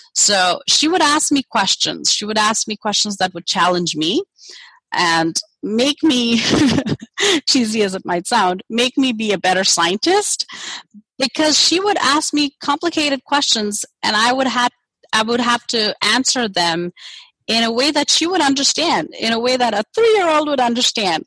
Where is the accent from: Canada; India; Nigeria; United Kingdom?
India; moved away as an adult; also born or lived in Germany; now in United States; I grew up in India